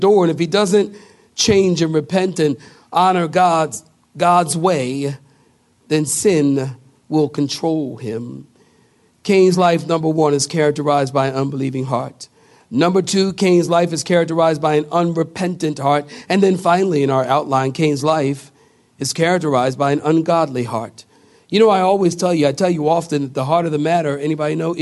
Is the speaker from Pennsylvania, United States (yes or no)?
yes; Philadelphia, Pennsylvania, United States; now in Apex, United States; I come from Philadelphia